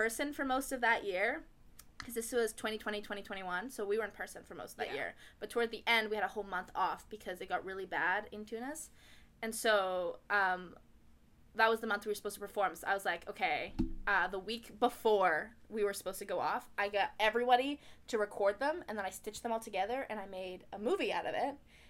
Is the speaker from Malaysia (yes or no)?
yes; Kuala Lumpur, Malaysia; born there; Today I am from Kuala Lumpur, Malaysia.